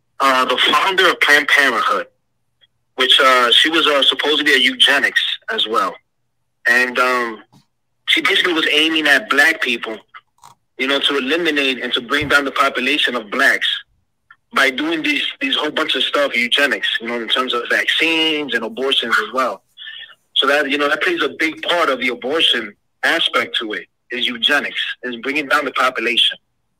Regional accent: Pennsylvania, United States; I'm from Pennsylvania.

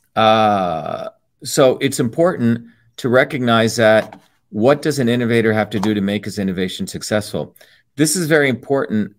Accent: Newark, New Jersey, United States; also born or lived in Cambridge, Massachusetts; as a 14 year old kid growing up in Newark, New Jersey

